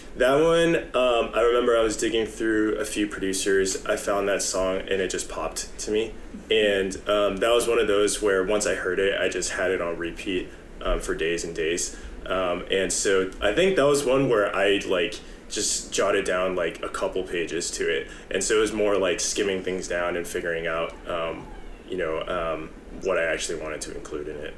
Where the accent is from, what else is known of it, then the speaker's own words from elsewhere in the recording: San Jose, California, United States; I'm originally from San Jose, uh, been in the Bay Area for a long time